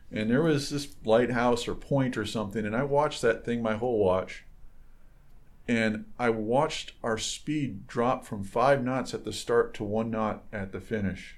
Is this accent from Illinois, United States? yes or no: no; Michigan, United States; I grew up on boats in Michigan